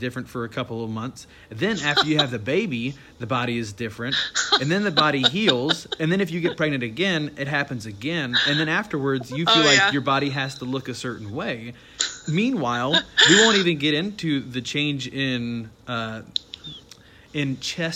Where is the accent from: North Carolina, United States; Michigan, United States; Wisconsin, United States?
North Carolina, United States; And so I grew up in North Carolina, where I was different because I was Mormon